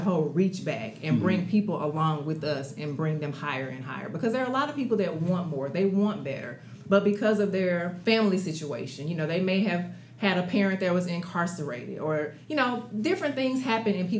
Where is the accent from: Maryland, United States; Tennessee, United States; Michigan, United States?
Tennessee, United States; Memphis; I was born and raised in Memphis